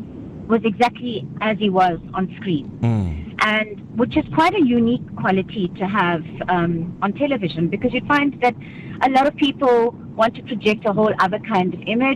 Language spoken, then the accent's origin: English; Umzinto, KwaZulu-Natal, South Africa; I grew up in Umzinto, as you all know, on the South Coast